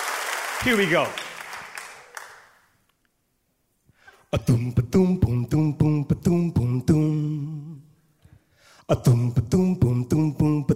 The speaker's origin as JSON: {"language": "English", "town": "Oakland", "region": "California", "country": "United States", "tie": "born or raised there", "said": "I grew up on East 14th in Oakland, California"}